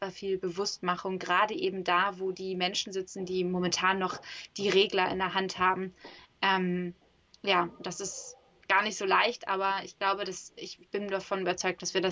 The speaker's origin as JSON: {"language": "German", "region": "Hamburg", "country": "Germany"}